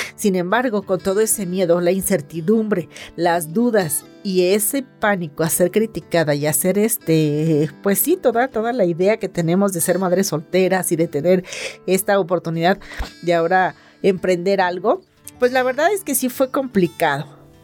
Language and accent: Spanish; Mexico; soy mexicana